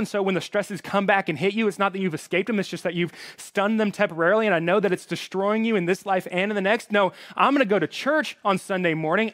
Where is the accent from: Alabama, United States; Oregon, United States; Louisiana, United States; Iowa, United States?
Alabama, United States; moved away; I have a little bit of an accent. That's 'cause I'm from Alabama.